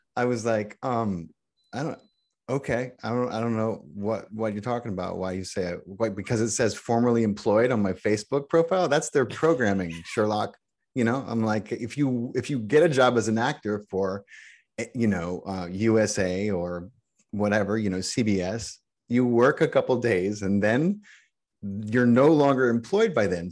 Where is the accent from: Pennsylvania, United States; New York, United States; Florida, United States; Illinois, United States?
Pennsylvania, United States; Allentown; I grew up in Pennsylvania, about an hour